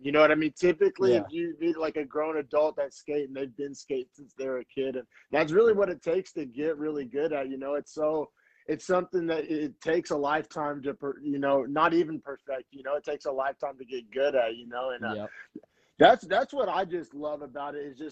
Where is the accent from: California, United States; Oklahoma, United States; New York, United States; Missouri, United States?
Oklahoma, United States; moved away as an adult; now in San Francisco Bay Area, United States; I grew up in Oklahoma, and I just remember skateboarding as a kid in Oklahoma